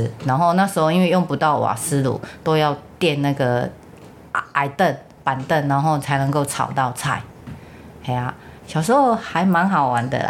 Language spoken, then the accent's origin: Chinese; Changhua County, Taiwan; 我是彰化县人，